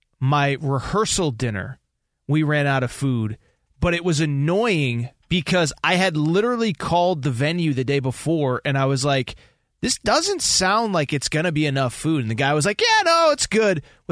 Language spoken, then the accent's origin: English; East Coast, United States; you're from the East Coast. I'm from the East Coast.